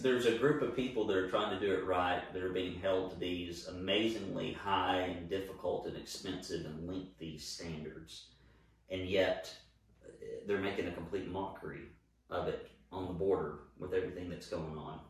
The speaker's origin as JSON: {"language": "English", "region": "Alabama", "country": "United States", "tie": "born or raised there", "moved": "as an adult", "lives_now": "Chattanooga, United States", "said": "I grew up in Alabama."}